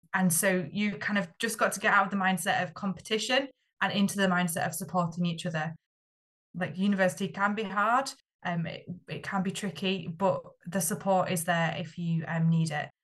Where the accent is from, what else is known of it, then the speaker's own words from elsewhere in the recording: Yorkshire and the Humber, United Kingdom; I'm from Yorkshire